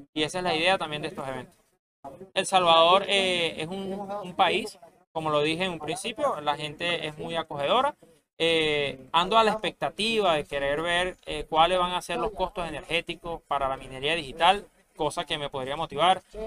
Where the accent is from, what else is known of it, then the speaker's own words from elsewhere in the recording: Venezuela; soy venezolano